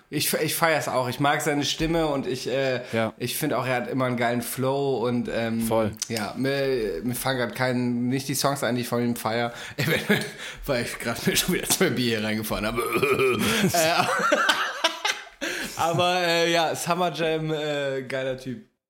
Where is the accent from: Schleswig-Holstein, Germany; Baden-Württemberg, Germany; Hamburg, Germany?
Hamburg, Germany; Weiß ich als Hamburger